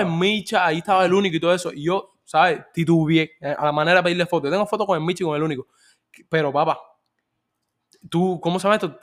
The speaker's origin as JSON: {"language": "Spanish", "country": "Cuba", "moved": "yes", "said": "yo como cubano inmigrante"}